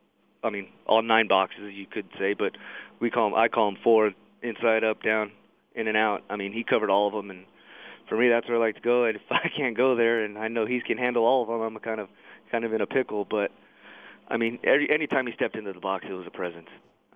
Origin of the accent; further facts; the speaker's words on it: Fontana, California, United States; also born or lived in San Gabriel, California; No, I was born in San Gabriel. Okay. We moved to Fontana when I was 3.